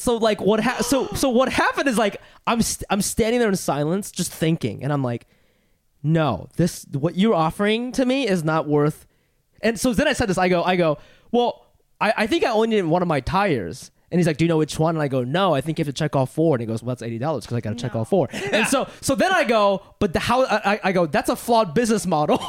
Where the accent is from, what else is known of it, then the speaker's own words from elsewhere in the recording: New York, United States; also born or lived in Funabashi, Chiba, Japan; growing up in New York